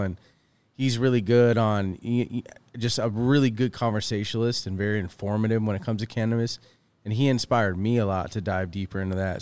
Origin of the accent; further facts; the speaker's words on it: east coast of Florida, United States; now in California, United States; I'm from the east coast of Florida